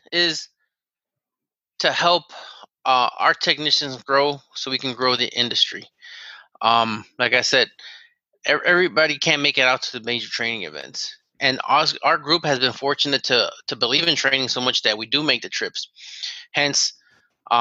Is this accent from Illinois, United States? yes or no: yes; Chicago, Illinois, United States; I'm from Chicago.